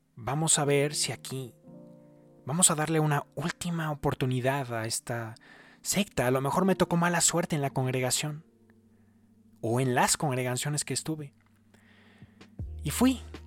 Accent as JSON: {"language": "Spanish", "country": "Mexico", "moved": "yes", "said": "soy de México."}